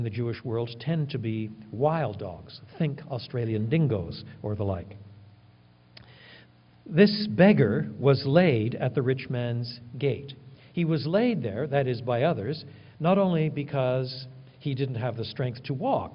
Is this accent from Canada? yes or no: yes; Quebec, Canada; I was brought up in French Canada